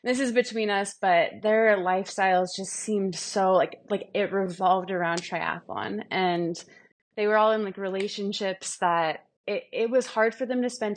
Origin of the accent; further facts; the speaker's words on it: Milwaukee, Wisconsin, United States; moved away as an adult; also born or lived in San Diego; Milwaukee, so that was my hometown, where Marquette is